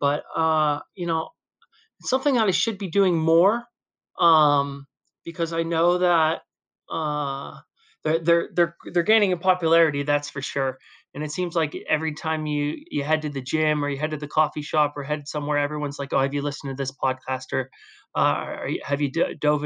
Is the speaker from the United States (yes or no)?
yes; Pittsburgh, Pennsylvania, United States; moved away as an adult; now in Dubai, United Arab Emirates; I'm born and raised in Pittsburgh, Pennsylvania